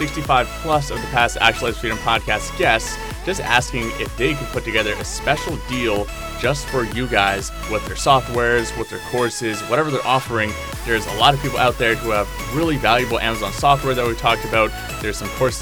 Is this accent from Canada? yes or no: yes; Canada; now in Bali, Indonesia; my home country of Canada